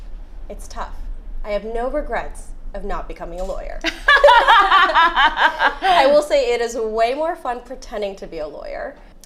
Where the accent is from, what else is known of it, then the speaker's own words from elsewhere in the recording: Chicago, Illinois, United States; We're from the Midwest. Chicago.